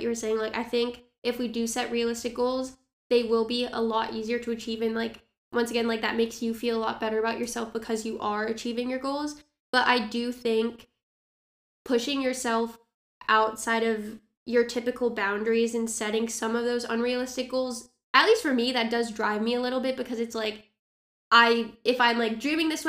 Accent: Orange County, California, United States; I grew up in Orange County.

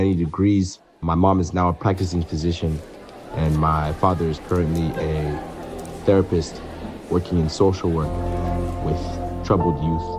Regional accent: United States; Growing up in the States

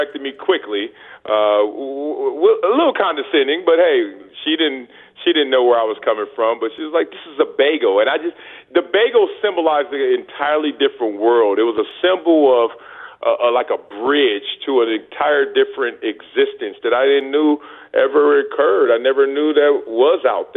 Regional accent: Los Angeles, California, United States; moved away; growing up in South Central

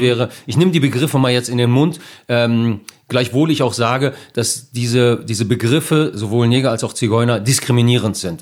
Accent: Bielefeld, North Rhine-Westphalia, Germany; ich bin ja hier geboren, ich bin hier aufgewachsen

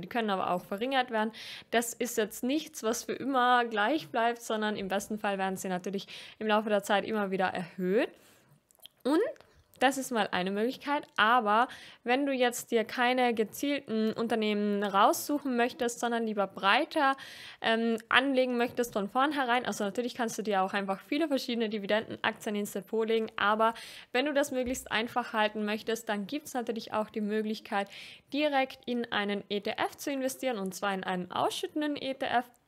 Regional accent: Austria; als Österreicherin

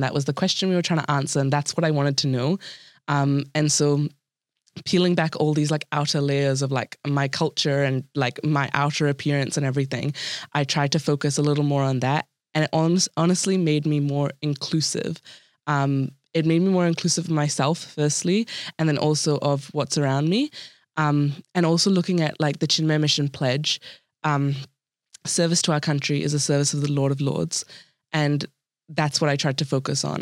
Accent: New Zealand; born or raised there

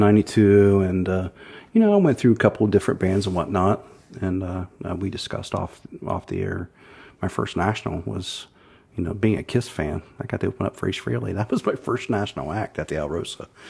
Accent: Thornville, Ohio, United States; also born or lived in Zanesville; I was born in Zanesville, but grew up in Thornville, uh, which is just Buckeye Lake, essentially

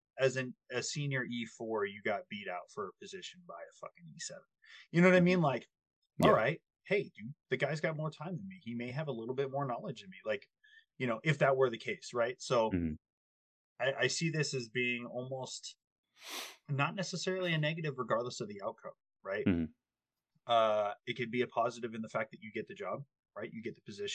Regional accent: United States; we as Americans

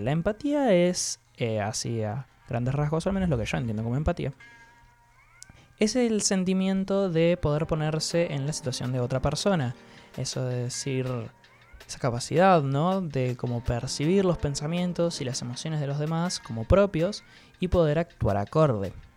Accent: Entre Ríos, Argentina; yo soy entrerriano pura sangre

